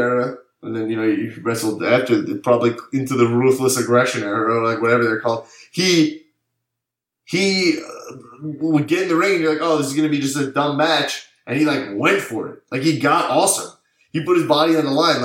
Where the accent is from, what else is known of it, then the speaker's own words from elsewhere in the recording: East Coast, United States; I'm from the East Coast